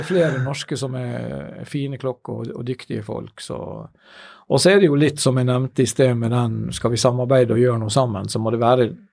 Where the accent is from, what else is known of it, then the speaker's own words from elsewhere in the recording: Ålesund, Møre og Romsdal, Norway; når jeg var liten og vokste opp i Ålesund, som man sikkert hører på min, min dialekt